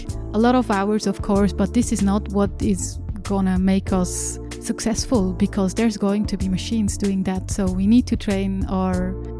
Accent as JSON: {"language": "English", "region": "Aargau", "country": "Switzerland", "tie": "born or raised there", "said": "Yes, it was in a village close to Aarau."}